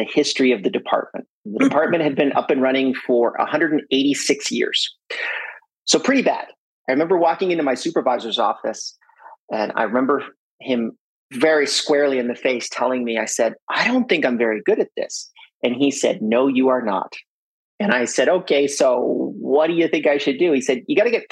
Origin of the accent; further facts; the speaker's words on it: French Canada, Canada; I'm from French Canada. So I'm fluent in both French and English.